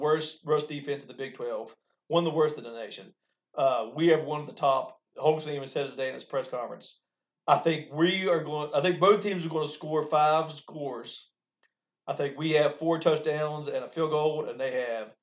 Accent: West Virginia, United States; As a West Virginian... growing up in the Neyland area, as in West Virginia as a whole

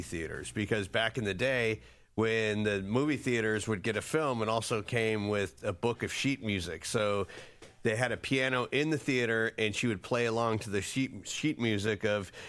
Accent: Florida, United States; also born or lived in Flint, Michigan; I was born there, but I grew up in Florida

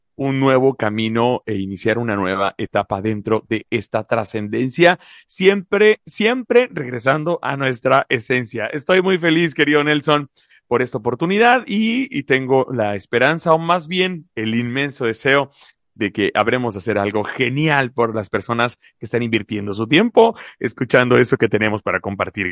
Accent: Mexico; also born or lived in La Paz, Baja California Sur; Soy mexicano, soy mexicano orgullosamente

